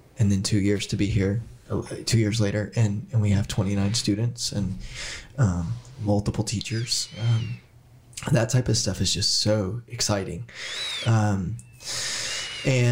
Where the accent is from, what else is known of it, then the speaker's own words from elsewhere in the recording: Southern Indiana, United States; moved away as an adult; also born or lived in Portland; now in Erbil, Iraq; I come from Southern Indiana